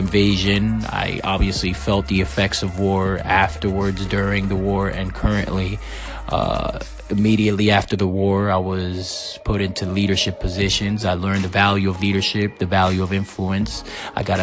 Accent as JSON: {"language": "English", "town": "Waterbury", "region": "Connecticut", "country": "United States", "tie": "born or raised there", "also_born_or_lived": "Puerto Rico / Massachusetts", "said": "I was raised in Connecticut from between the ages 10 and 17, Waterbury, Connecticut specifically"}